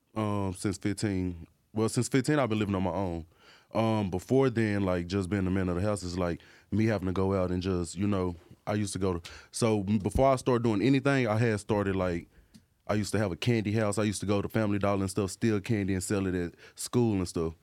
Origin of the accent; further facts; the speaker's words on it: Dallas, Texas, United States; I'm from Dallas, you know, Dallas, Texas